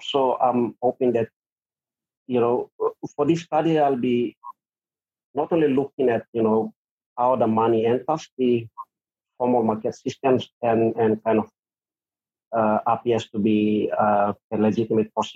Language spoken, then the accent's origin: English; Papua New Guinea